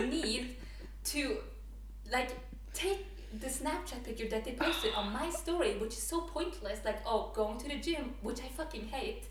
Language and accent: English; Norway; English is a second language; also born or lived in Afghanistan; I've grown up here, but I wasn't born here either.